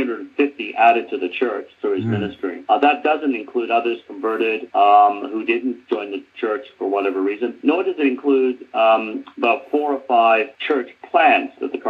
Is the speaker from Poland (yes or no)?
no; Birmingham, West Midlands, United Kingdom; I was born in Birmingham